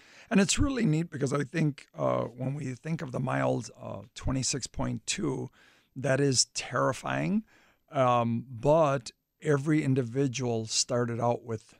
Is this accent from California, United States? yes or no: no; Illinois, United States; I grew up in the River West area, and back in the 80s, there was a lot of gang violence and that.